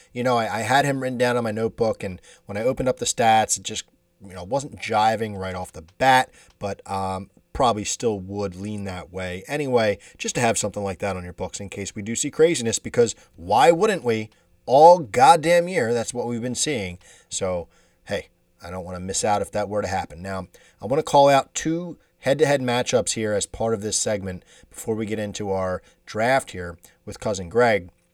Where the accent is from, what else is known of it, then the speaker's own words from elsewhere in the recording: Delaware County, Pennsylvania, United States; we're from Delaware County, Pennsylvania. So Delco is how it goes